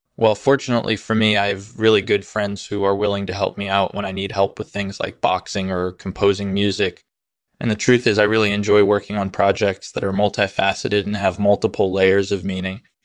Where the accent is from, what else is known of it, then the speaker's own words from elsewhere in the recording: New York City, New York, United States; I was born and raised in Brooklyn